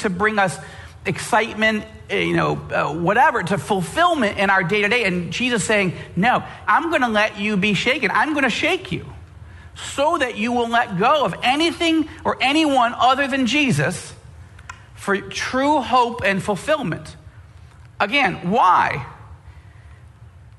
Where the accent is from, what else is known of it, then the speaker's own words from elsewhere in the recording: United States; particularly as American believers